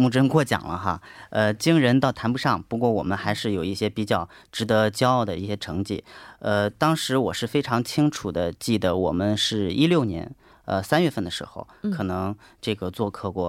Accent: Shandong, China; now in South Korea; 呃，我是山东人，啊，来韩国今年已经是第十一个年头了。

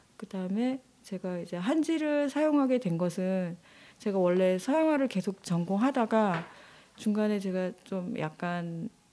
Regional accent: Jeju, South Korea; moved away as an adult; also born or lived in Seoul; 제가 어 제주에서 나고 자라서 이게 잠깐 서울에서 좀 있었다가 네. 또 다시 제주도로 오게 됐는데

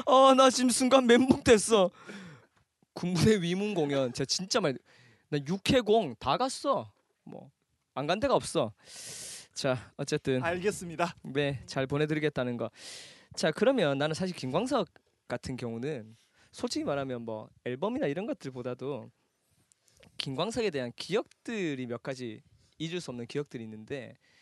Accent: Daegu, South Korea; 내가 대구 출생

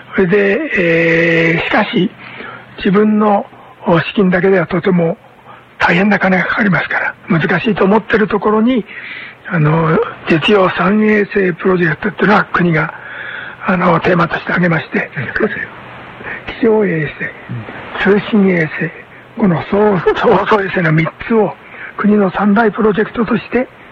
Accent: Mito, Ibaraki, Japan; moved away as an adult; also born or lived in Sendai, Japan; 私は生まれは茨城県の水戸なんですけども

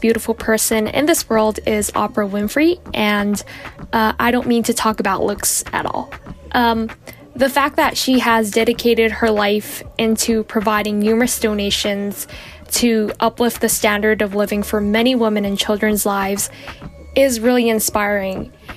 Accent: Daegu, South Korea; I'm from Daegu, South Korea.

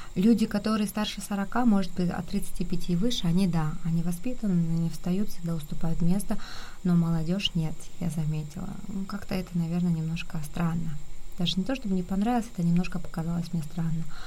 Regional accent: Kyrgyzstan; moved away as an adult; now in South Korea; у нас на родине есть все, это замечательная, прекрасная страна, я очень люблю свою родину

